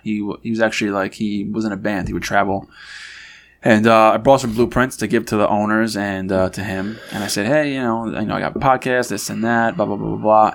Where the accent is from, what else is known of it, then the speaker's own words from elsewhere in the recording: New York, United States; moved away; I'm from New York and I'm in Franklin, Tennessee